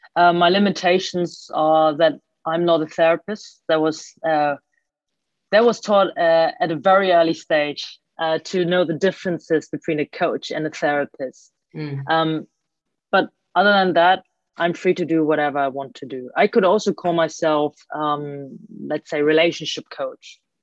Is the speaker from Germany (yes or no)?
yes; Germany; born or raised there